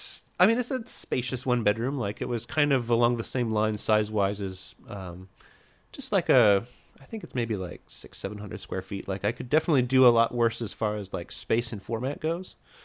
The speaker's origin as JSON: {"language": "English", "region": "Indiana", "country": "United States", "lives_now": "California, United States", "said": "And so I come from Indiana, where housing prices are super cheap, and I moved to a place where housing prices are, I think at this point, it's the most expensive in the country."}